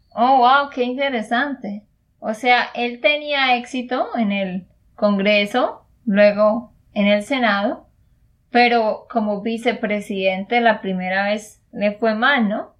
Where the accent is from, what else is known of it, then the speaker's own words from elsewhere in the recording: Santander, Colombia; de Santander, Colombia